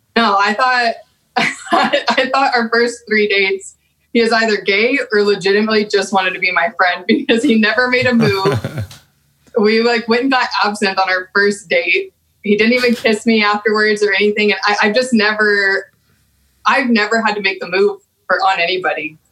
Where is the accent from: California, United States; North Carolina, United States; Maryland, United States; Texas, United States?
Texas, United States; Amarillo; accent: Texan; moved away; growing up in Texas